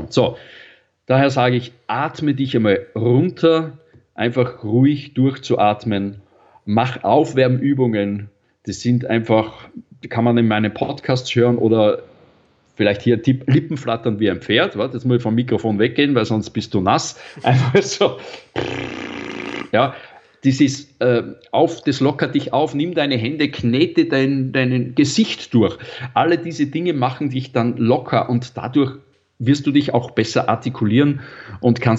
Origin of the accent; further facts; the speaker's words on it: Salzburg, Austria; ich bin ein waschechter Salzburger Stierwascher, lebe in der Stadt, bin Trainer, Moderator und Sprecher